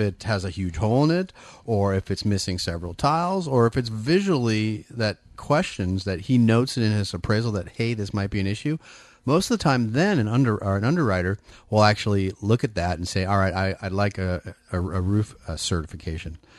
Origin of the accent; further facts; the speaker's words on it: Bay Area, California, United States; moved away as an adult; also born or lived in Folsom, California; now in Sacramento area, United States; born and raised in the Bay Area